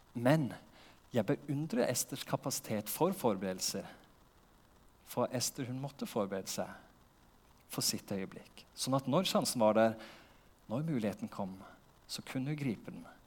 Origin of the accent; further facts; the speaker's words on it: Porsgrunn, Vestfold og Telemark, Norway; moved away as an adult; now in Lista, Norway; Jeg vokste opp i Porsgrunn